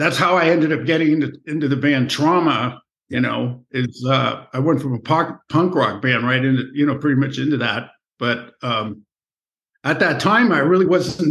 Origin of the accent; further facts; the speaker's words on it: San Francisco Bay Area, California, United States; I grew up in the San Francisco Bay Area